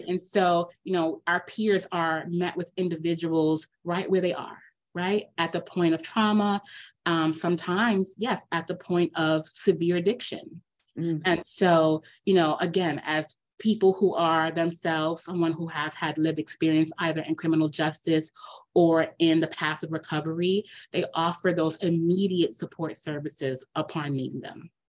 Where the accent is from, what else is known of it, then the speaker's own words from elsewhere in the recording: New York City, New York, United States; I grew up here in New York right? I'm a city kid